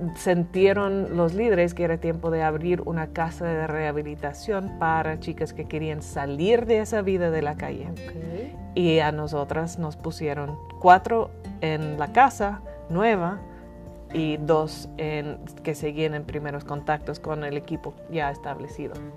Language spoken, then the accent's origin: Spanish; Northern Ireland, United Kingdom; first language English; Spanish is a second language; moved away as an adult; also born or lived in England / Bolivia / Dublin, Ireland; now in Mexico; yo nací en Irlanda del Norte, crecí ahí en una familia cristiana